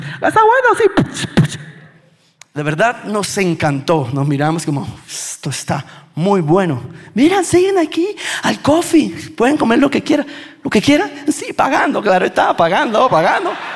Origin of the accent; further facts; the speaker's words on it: Bucaramanga, Santander, Colombia; De Bucaramanga